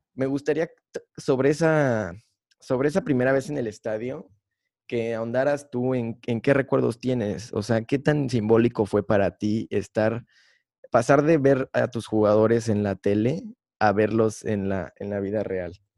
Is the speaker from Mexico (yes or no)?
yes; Mexico; como todo mexicano